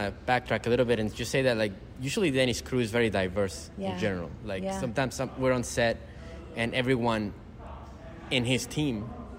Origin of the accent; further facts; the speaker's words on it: New York, United States; now in Florida, United States; I grew up in New York and now I'm in Florida.